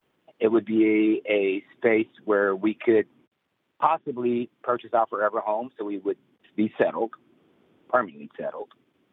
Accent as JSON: {"language": "English", "region": "California", "country": "United States", "lives_now": "Virginia, United States", "said": "Well, my wife and I, we are migrants from California and moved to Virginia beginning of the year. We're both retired. We're both 62."}